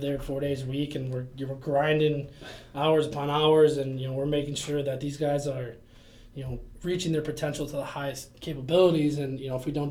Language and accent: English; Chicago, Illinois, United States; moved away as an adult; also born or lived in Minnesota; I was born in Chicago, Illinois, downtown life.